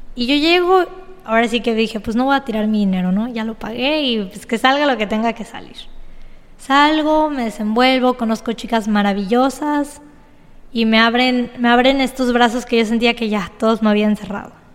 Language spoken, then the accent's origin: Spanish; Cozumel, Quintana Roo, Mexico; yo soy cozumeleña, 100% quintanarroense